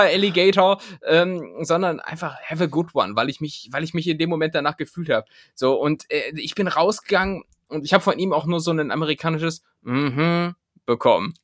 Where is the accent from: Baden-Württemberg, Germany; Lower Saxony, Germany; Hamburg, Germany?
Lower Saxony, Germany; Hameln; als Schüler auch, so, keine Ahnung, weil, weil es in Hameln jetzt auch nicht groß andere Sachen zu tun gab